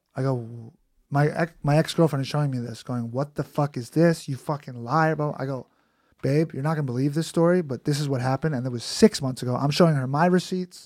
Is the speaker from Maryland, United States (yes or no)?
no; New York City, New York, United States; I'm from Queens